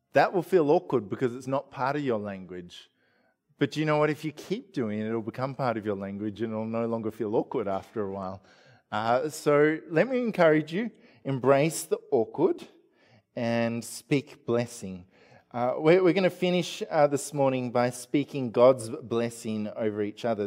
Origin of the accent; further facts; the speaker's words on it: Australia; we're typical Australian family